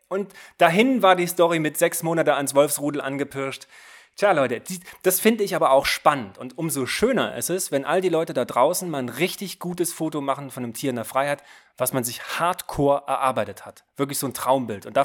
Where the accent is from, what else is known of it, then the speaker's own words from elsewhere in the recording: Thuringia, Germany; ich komme ja aus Thüringen, nicht grillen sagen. Bei uns heißt das braten.